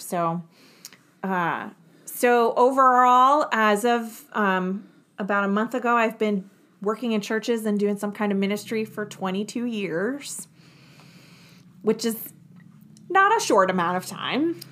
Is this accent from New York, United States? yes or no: yes; New York, United States; I grew up just outside of New York City